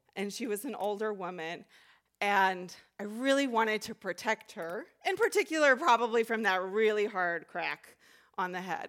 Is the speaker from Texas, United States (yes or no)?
yes; Texas, United States; moved away as an adult; also born or lived in Chicago; I grew up in Texas